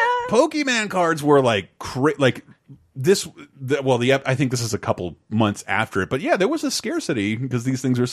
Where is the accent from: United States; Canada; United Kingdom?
United States; Florida; I grew up in Florida